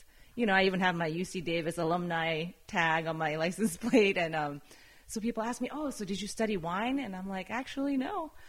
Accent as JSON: {"language": "English", "region": "Tokyo", "country": "Japan", "tie": "born or raised there", "said": "It was amazing. Yeah. I mean, Tokyo in general is just, you know, it's a big city, but it's very clean and organized and it was very safe at the time."}